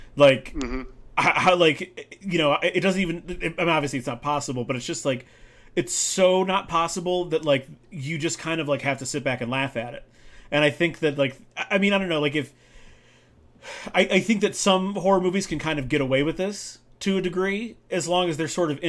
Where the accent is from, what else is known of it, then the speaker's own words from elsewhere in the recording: London, United Kingdom; I grew up in a city. I grew up in London.